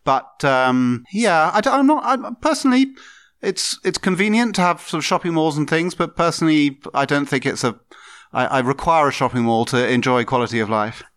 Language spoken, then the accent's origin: English; Tunbridge Wells, South East England, United Kingdom; moved away as an adult; also born or lived in Birmingham / London; now in Bratislava, Slovakia; I was born in Birmingham, but I have to say I've only spent, I spent very little of my time. I'm really from the southeast of England. So, London, southeast.